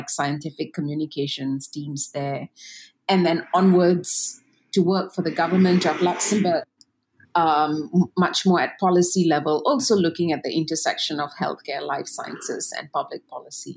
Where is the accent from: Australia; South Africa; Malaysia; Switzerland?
Malaysia; Ipoh, Perak; I am a Malaysian from Ipoh